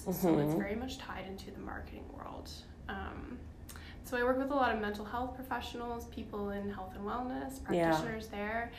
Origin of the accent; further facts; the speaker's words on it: Nova Scotia, Canada; now in Vancouver, Canada; I'm from Nova Scotia.